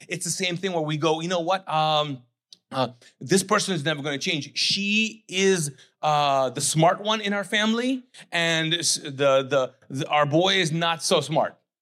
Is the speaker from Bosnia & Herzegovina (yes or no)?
no; Kuwait; English is a second language; also born or lived in Pakistan; now in United States; I grew up, uh, born and raised as a Muslim, conservative, Sunni Muslim, Pakistani living in Kuwait, okay? English was not my first language, not my second language